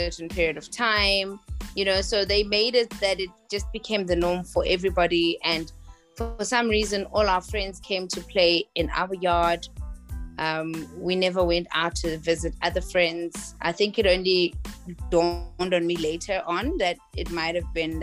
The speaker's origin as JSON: {"language": "English", "country": "South Africa", "said": "I am from South Africa"}